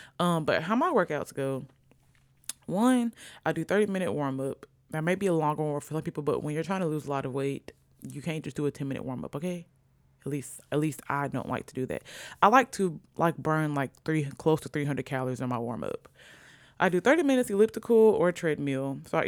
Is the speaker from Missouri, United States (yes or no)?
no; Virginia, United States; born there; also born or lived in Sicily; I was born in Virginia.